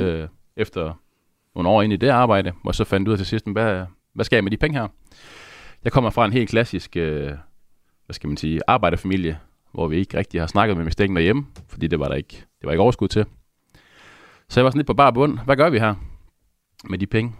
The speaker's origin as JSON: {"language": "Danish", "town": "Aalborg", "region": "North Denmark Region", "country": "Denmark", "said": "Jeg kommer op fra Aalborg"}